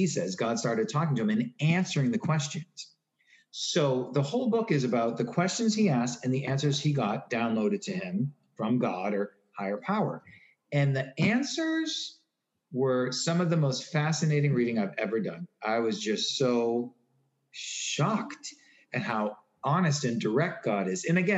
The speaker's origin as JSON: {"language": "English", "town": "Newton", "region": "Massachusetts", "country": "United States", "tie": "born or raised there", "said": "I grew up in Newton, Massachusetts"}